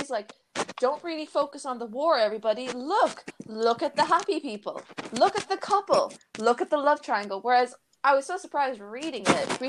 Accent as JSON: {"language": "English", "country": "Ireland", "said": "we're all Irish."}